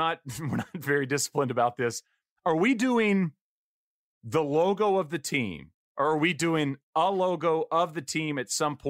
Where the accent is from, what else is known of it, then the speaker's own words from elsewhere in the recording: East Texas, United States; moved away; back when I grew up in East Texas and only knew the Dallas Stars.